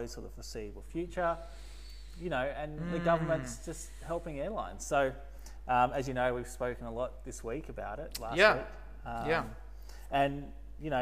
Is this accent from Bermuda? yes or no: no; Merimbula, New South Wales, Australia; I'm from the south coast of New South Wales, and Merimbula